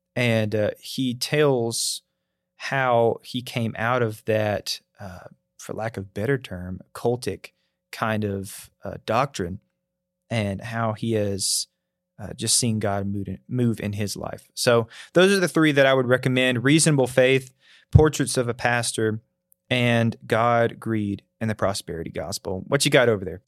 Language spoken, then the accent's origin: English; North Alabama, United States; moved away as an adult; now in Tennessee, United States; growing up in North Alabama